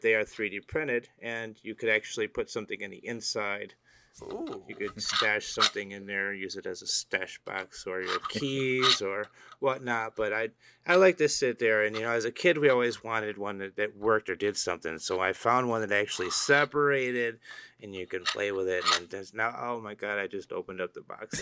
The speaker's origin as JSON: {"language": "English", "region": "Illinois", "country": "United States", "said": "We're from Illinois"}